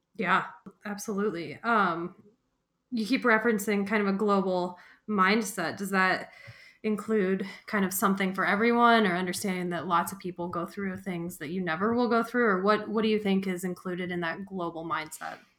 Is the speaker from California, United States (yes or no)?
no; Fort Collins, Colorado, United States; I grew up in Fort Collins, working in bike shops